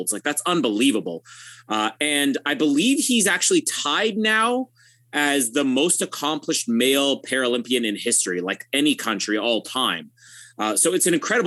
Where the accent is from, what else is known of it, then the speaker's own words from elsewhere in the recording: Canada; I'm Canadian.